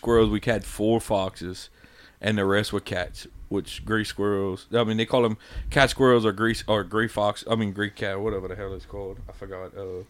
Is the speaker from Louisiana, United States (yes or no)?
yes; Erath, Louisiana, United States; and, you know, born and raised in Erath.